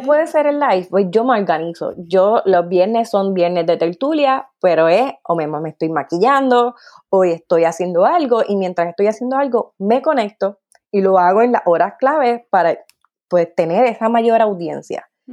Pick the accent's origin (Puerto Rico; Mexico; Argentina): Puerto Rico; Carolina; moved away as an adult; also born or lived in South Korea; now in Belgium; soy de Carolina, Puerto Rico, con mucho orgullo, pero que actualmente está viviendo en Bélgica